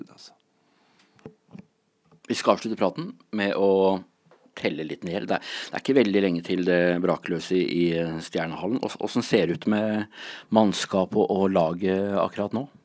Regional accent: Gävle, Gävleborg County, Sweden; now in Fredrikstad, Norway; Alltså jag kommer från Gävle

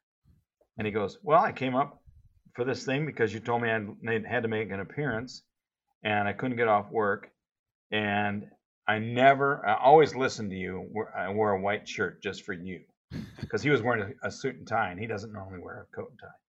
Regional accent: Davenport, Iowa, United States; I grew up in Davenport

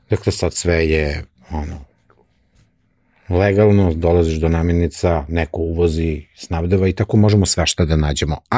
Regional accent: Serbia

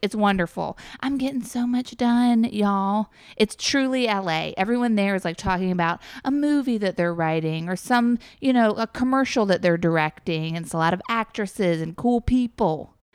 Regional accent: New York, United States; now in Los Angeles, United States; I'm from New York

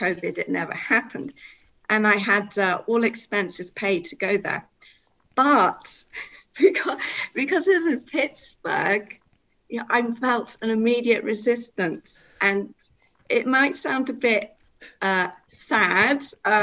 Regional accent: Cambridge, East of England, United Kingdom; moved away as an adult; now in Isle of Anglesey, United Kingdom; I'm originally from Cambridge, and I came up to Anglesey for work.

